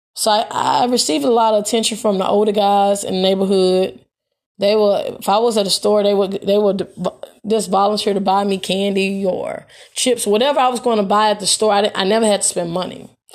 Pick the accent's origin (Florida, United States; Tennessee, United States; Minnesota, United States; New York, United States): Tennessee, United States; Memphis; growing up in Hirsch Village